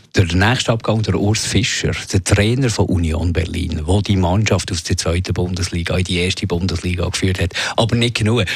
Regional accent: Switzerland; hier bei uns in der Schweiz

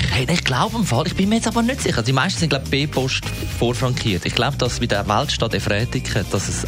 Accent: Switzerland; Ich bin Schweizerin, doch ja, ich meine das ursprünglich.

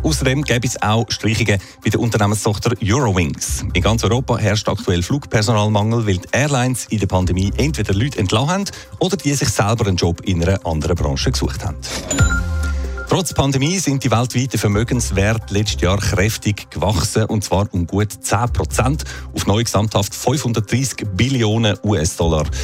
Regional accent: Switzerland; hier bei uns in der Schweiz

